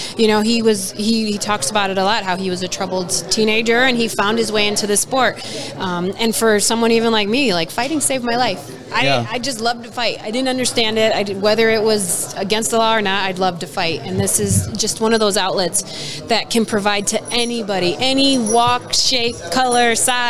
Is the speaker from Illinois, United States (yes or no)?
yes; Chicago, Illinois, United States; I'm from Chicago. I'm from an inner city.